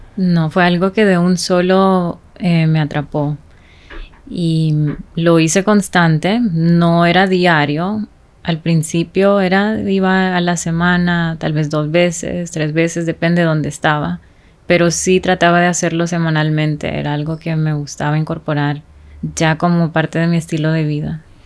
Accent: Honduras; creciendo en Honduras

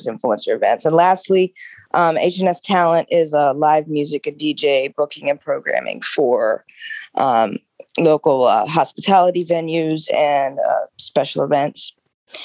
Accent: Baltimore, Maryland, United States; my background is I'm from the Baltimore area. Most of my work is in the city. I live right outside of it. I went to Roland Park Country School

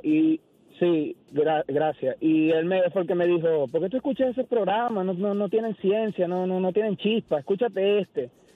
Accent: Venezuela; moved away as an adult; now in Oklahoma, United States; Yo soy de Venezuela, tengo cuatro años aquí en Oklahoma

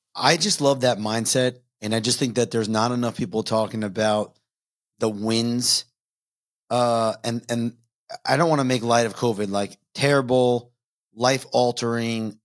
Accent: Long Island, New York, United States; I grew up in New York. So not city, Long Island

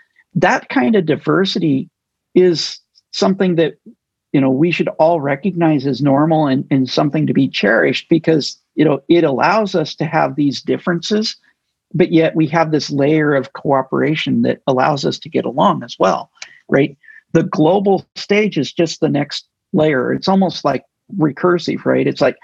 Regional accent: United States; meaning I grew up in the United States. I'm expecting to see numbers like this.

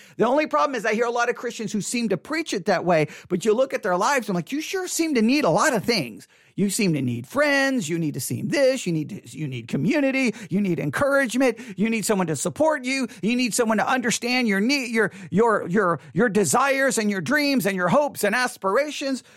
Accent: West Texas, United States; I come from West Texas

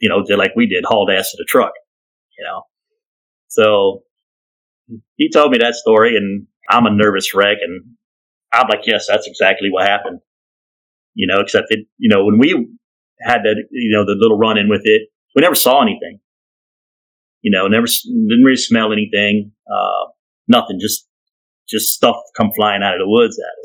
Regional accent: Kentucky, United States; moved away; we're from Kentucky

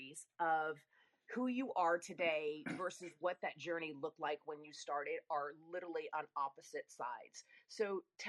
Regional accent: Rome, Lazio, Italy; I was born in Rome, nowhere near Sicily.

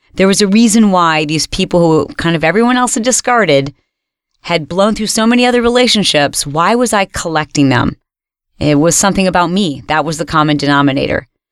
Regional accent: Michigan, United States; When I was a little girl and we were growing up in Michigan

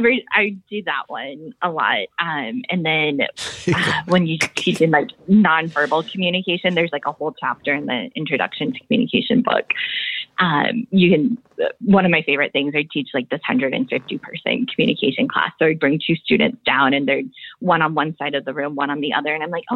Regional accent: Midwest, United States; born there

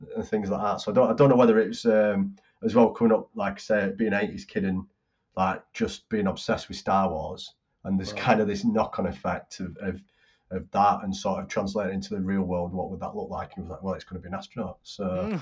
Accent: Bolton, North West England, United Kingdom; my hometown, Bolton's

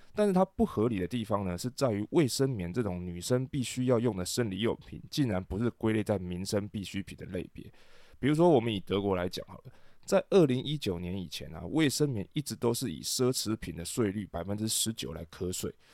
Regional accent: Taiwan; 对于大部分我们台湾人来说不是一个很大的问题

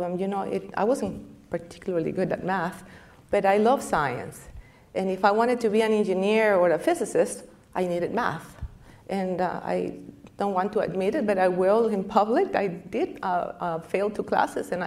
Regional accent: Costa Rica; moved away

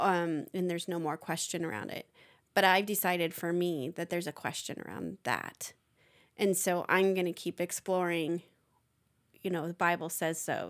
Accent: United States; as an American

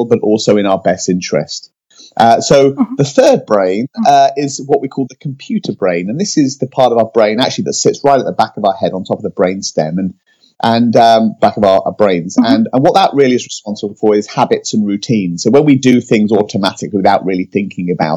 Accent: United Kingdom; now in California, United States; I'm British, but now live in California

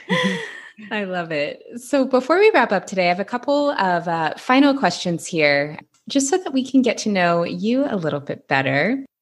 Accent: Seattle, Washington, United States; now in Los Angeles, United States; I'm from Seattle

